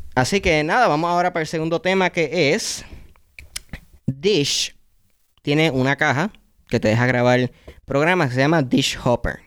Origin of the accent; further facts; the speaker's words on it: Puerto Rico; en mi familia, todas los que son cartoons, series graciosas y todo eso, eran en inglés, porque ya habíamos llegado al punto de cable TV, donde todos los canales, pues los, canales que te ofrecían en Puerto Rico eran de los Estados Unidos